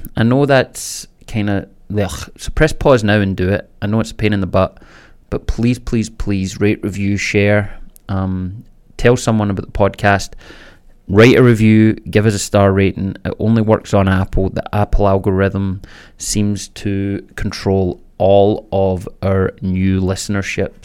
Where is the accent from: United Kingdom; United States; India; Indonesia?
United Kingdom; Scotland; I was born in Scotland, raised Catholic